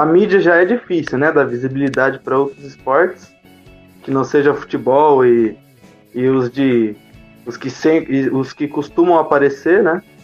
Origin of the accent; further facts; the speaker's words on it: Jundiaí, São Paulo, Brazil; also born or lived in Cerejeiras, Rondônia; Eu sou de Jundiaí, mas nasci em Rondônia, Cerejeiras.